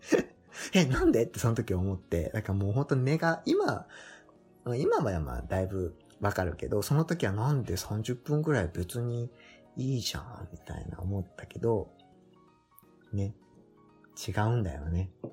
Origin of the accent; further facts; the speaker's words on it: Kyushu, Japan; moved away; also born or lived in Fukuoka; 本当に田舎の出身で家の前が田んぼみたいな。